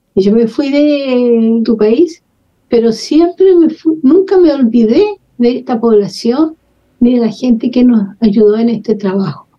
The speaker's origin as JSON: {"language": "Spanish", "town": "Santiago", "region": "Santiago Metropolitan Region", "country": "Chile", "tie": "born or raised there", "also_born_or_lived": "Peru / Ecuador / France / Algeria", "moved": "as an adult", "said": "Yo soy nacida en Santiago de Chile hace no sé cuántas décadas. Estudié, me crié todo en, Santiago."}